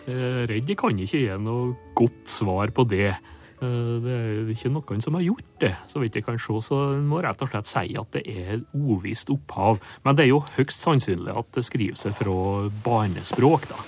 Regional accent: Nordmøre, Møre og Romsdal, Norway; Der jeg kommer fra på Nordmøre

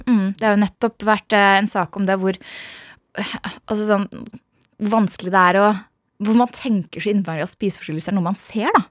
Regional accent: Hønefoss, Buskerud, Norway; Jeg vokste opp i Hønefoss

